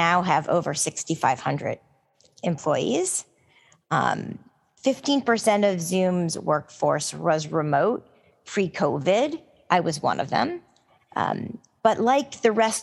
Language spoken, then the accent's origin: English; New York, United States; as a New Yorker